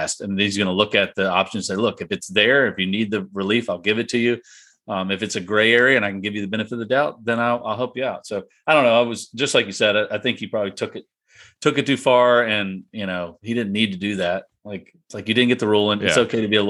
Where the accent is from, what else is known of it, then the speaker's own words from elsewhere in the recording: Richmond, Virginia, United States; growing up in Richmond